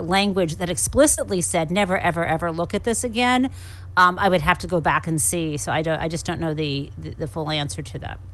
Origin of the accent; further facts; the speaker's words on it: Michigan, United States; moved away as an adult; someone growing up in the Midwest who was sent to a private school